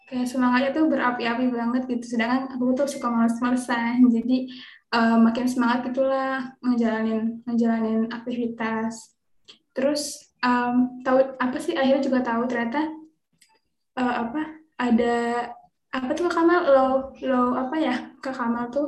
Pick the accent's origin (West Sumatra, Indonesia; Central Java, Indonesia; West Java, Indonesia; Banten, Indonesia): Banten, Indonesia; Serang; kenalin aku … aku dari Serang Banten lagi sibuk ya belajar sebagai mahasiswa